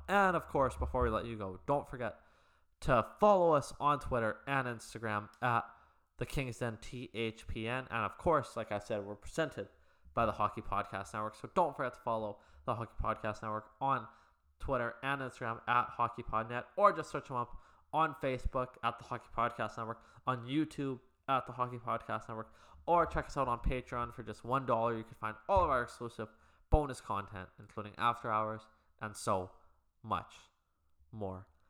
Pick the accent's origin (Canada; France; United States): Canada; now in Vancouver, Canada; from being a Canadian perspective here